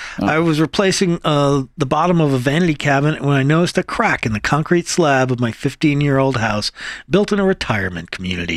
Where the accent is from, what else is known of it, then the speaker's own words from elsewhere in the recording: New England, United States; moved away; I come from New England